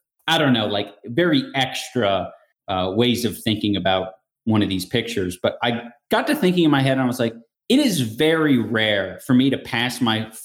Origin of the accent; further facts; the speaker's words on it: California, United States; I'm from California